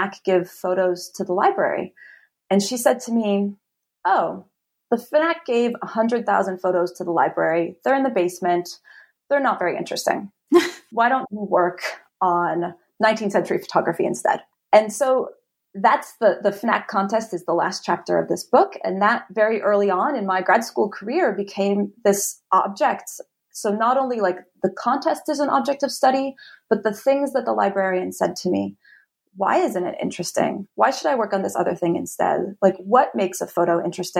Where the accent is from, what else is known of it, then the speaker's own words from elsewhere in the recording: Utah, United States; I grew up in Utah, and I learned French in high school